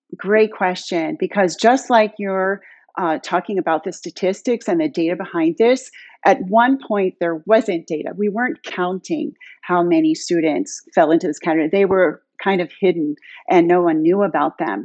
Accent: Pittsburgh, Pennsylvania, United States; moved away as an adult; now in Palo Alto, United States; I'm a Pittsburgh girl, born and raised in Squirrel Hill

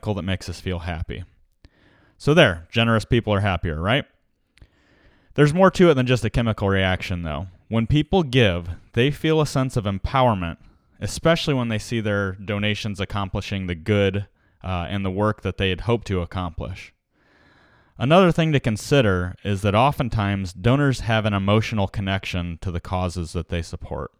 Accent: United States

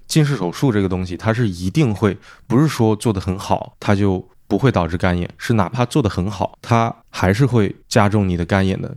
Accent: China; now in United Kingdom; 我们中国人、东亚人本来就很容易近视

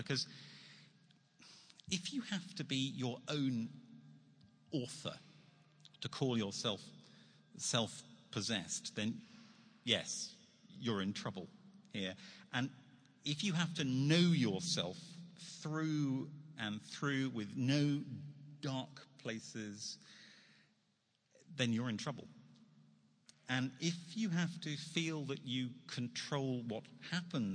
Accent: United Kingdom; I'm a Brit in New York

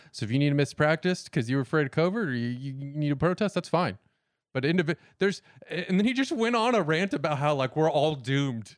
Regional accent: the South, United States; we're from the South.

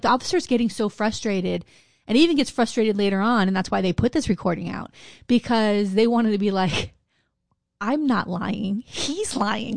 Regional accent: Wilton Manors, Florida, United States; I grew up in Wilton Manors

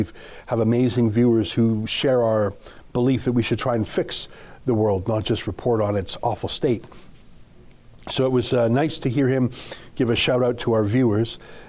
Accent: Canada; I'm Canadian too

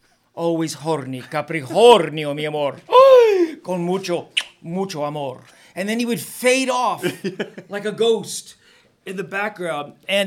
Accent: Miami, Florida, United States; growing up in Southwest Miami, my friends were mainly Cuban.

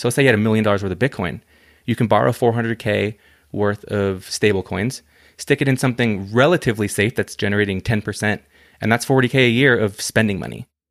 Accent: United States

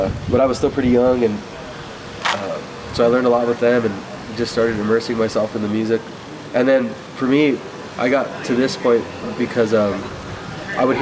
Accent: Albuquerque, New Mexico, United States; I'm from Albuquerque

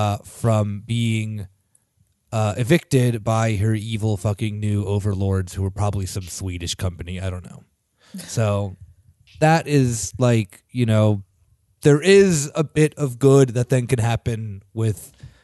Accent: Canada; I'm Canadian.

